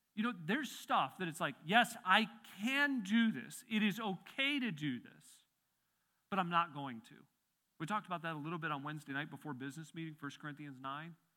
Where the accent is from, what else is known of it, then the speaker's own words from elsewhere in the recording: Midwest, United States; now in Pennsylvania, United States; I grew up in the Midwest